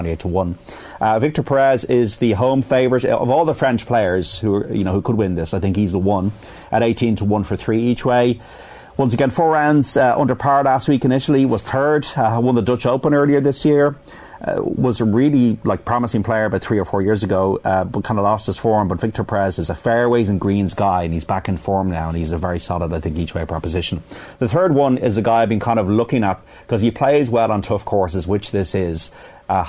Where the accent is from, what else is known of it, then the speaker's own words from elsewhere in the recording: the Pale, Leinster, Ireland; I'm from the Pale